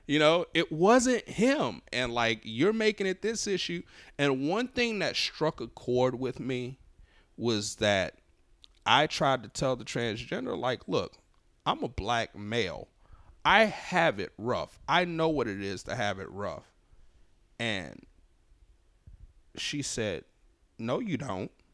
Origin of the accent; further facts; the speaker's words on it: New Orleans, Louisiana, United States; moved away as an adult; now in Los Angeles, United States; me growing up in New Orleans